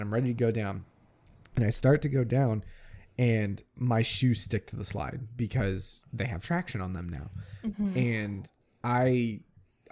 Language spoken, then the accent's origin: English; California, United States; also born or lived in Ohio; we moved to California from Ohio when I was like five and a half